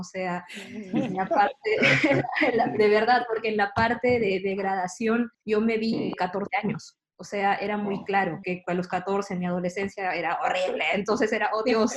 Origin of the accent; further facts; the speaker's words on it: Lima, Peru; yo soy de Lima, Perú